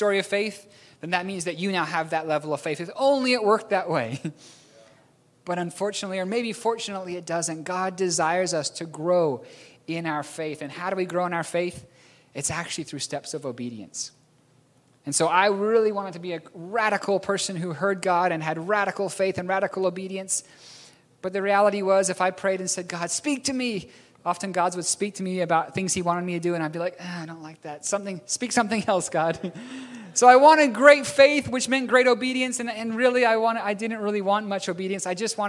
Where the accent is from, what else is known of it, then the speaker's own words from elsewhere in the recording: New Zealand; accent: strange; also born or lived in Philippines; I'm a New Zealander born in the Philippines. I have a strange accent.